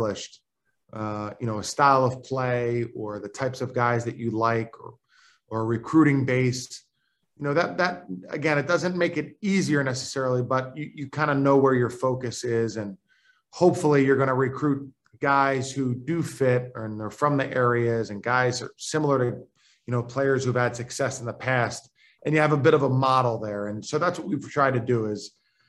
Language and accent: English; Philadelphia, Pennsylvania, United States; now in Richmond, United States; I'm from Philadelphia